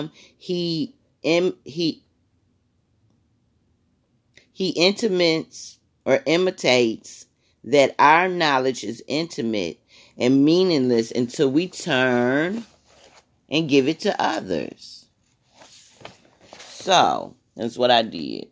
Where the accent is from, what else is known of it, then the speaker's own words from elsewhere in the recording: Michigan, United States; I'm from Michigan